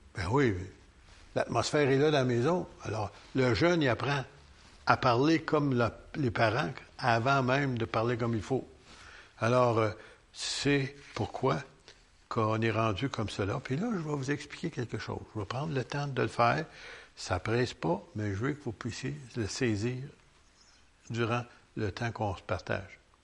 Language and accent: French; Quebec, Canada